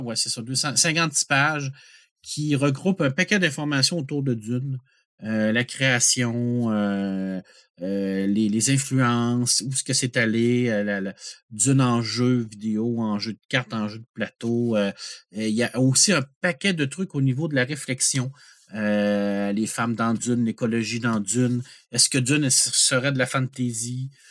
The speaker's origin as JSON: {"language": "French", "region": "Quebec", "country": "Canada", "said": "en tant que Québécois"}